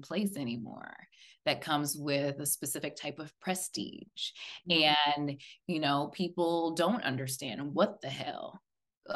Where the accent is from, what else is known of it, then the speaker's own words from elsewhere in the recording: Silver Spring, Maryland, United States; I'm from Silver Spring